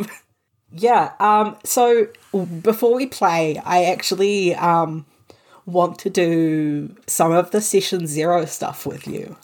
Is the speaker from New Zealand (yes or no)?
yes; New Zealand; I am Pakeha New Zealander. Um, I'm I'm a white New Zealander whose family came here uh, during during the 1800s